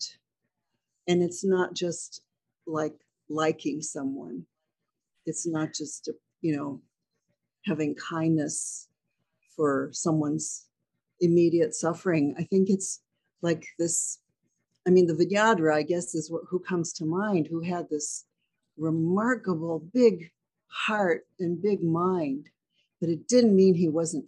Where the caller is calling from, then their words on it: Halifax, Nova Scotia, Canada; I'm calling from Halifax